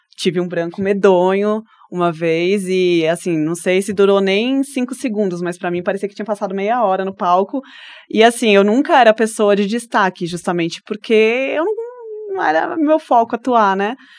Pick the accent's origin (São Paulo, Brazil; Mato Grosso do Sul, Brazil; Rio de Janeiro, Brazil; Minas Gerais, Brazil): São Paulo, Brazil; moved away as an adult; now in Brasília, Brazil; eu sou de São Paulo, né? Sou paulistana